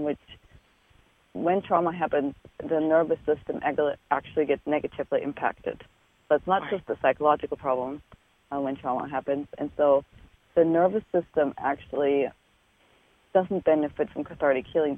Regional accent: Germany; moved away as an adult; I'm from Germany. I was born in Germany and did all my training there.

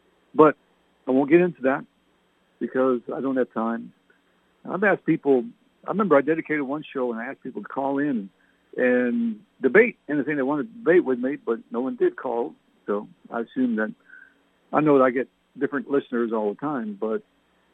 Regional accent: Canada; now in United States; My parents were English. I was born in Canada.

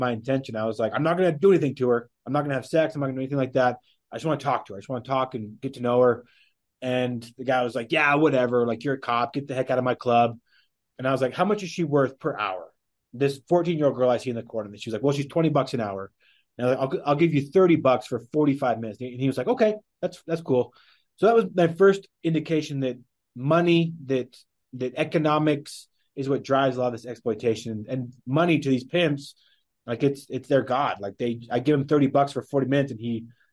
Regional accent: Wyoming, United States; moved away as an adult; also born or lived in Dominican Republic; now in Salt Lake City, United States; growing up in Wyoming

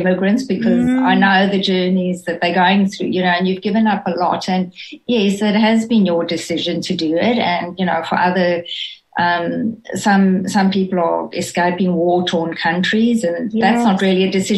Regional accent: South Africa; moved away as an adult; now in Australia; opportunities that we would never have had in South Africa. So, yes, I know I don't sound Australian

